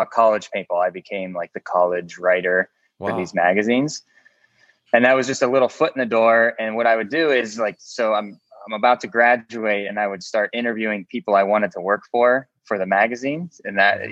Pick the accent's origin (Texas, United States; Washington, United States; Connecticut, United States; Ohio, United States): Ohio, United States; I'm from Ohio